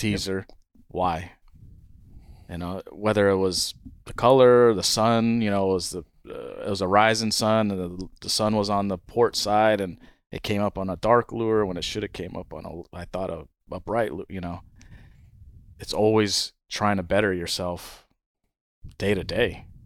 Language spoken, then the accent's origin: English; Hawaii, United States; moved away as an adult; also born or lived in California; now in Guatemala; My brother and I grew up in Hawaii